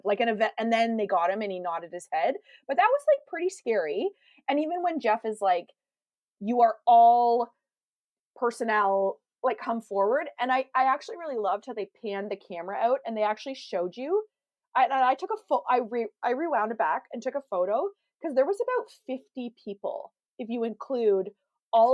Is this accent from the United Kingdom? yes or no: no; Canada; I'm Canadian